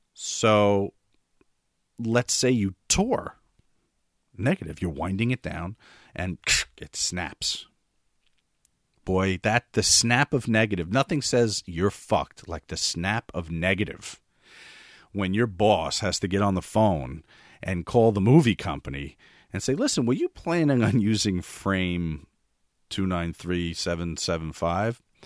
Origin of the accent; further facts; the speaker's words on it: West New York, New Jersey, United States; in my hometown of West New York, New Jersey